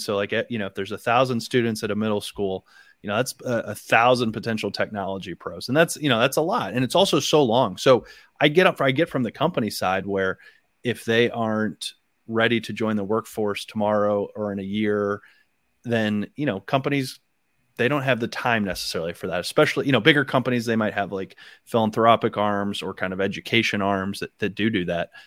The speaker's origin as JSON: {"language": "English", "town": "Akron", "region": "Ohio", "country": "United States", "moved": "yes", "said": "I'm from the Akron area"}